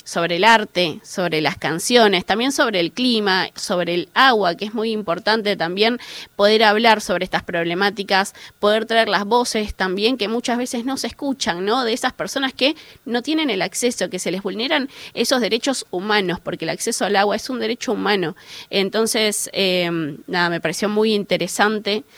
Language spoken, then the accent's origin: Spanish; Buenos Aires, Argentina; yo soy de la Villa 31